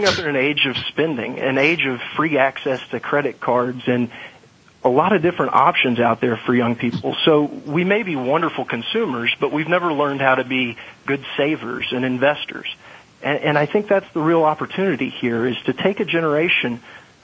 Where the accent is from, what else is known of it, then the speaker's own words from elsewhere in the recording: Little Rock, Arkansas, United States; moved away as an adult; also born or lived in New York / Washington; I grew up in Little Rock, Arkansas